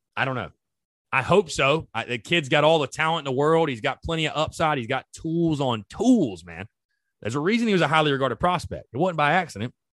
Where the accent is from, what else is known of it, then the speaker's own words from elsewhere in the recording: North Augusta, South Carolina, United States; I'm from, like, the Gulf of Mexico, basically, North Augusta, South Carolina